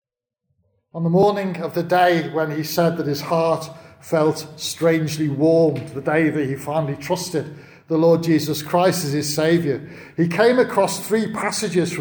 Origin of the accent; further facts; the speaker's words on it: United Kingdom; we're very British